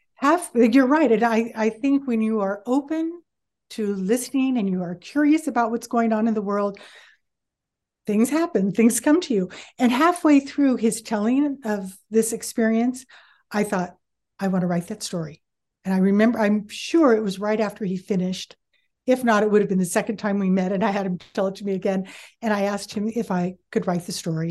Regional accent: San Bruno, California, United States; now in Fresno, United States; I grew up in San Bruno

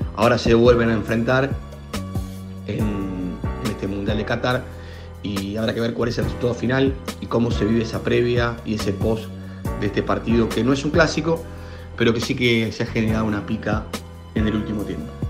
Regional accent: Mexico; como buenos mexicanos, esperamos hacer fiesta

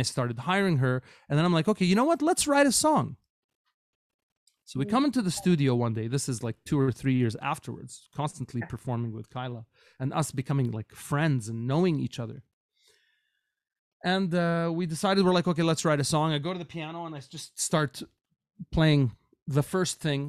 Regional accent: Kuwait; moved away as an adult; now in Canada; I grew up in Kuwait, but when I moved to Canada as a young student going to a North American university

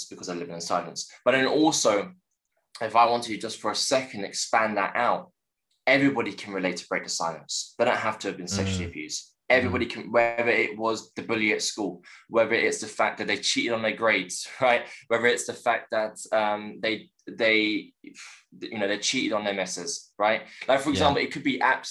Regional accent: London, United Kingdom; born and raised in West London, in Chiswick

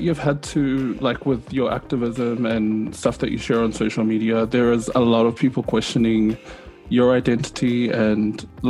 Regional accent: New Zealand; I grew up in New Zealand

